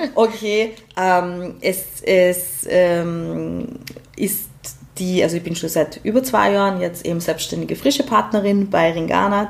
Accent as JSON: {"language": "German", "town": "Graz", "region": "Styria", "country": "Austria", "said": "komme ich aus Graz"}